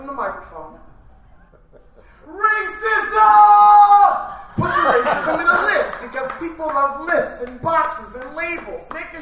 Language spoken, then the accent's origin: English; Cleveland, Ohio, United States; now in Chicago, United States; I'm originally from Cleveland, Ohio.